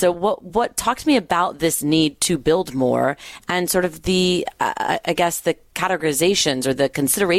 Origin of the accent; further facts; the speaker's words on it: Los Angeles, California, United States; I'm from Los Angeles